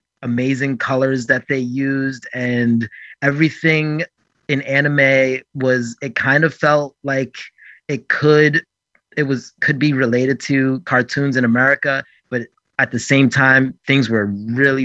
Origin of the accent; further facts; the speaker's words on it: New York City, New York, United States; my hometown and the culture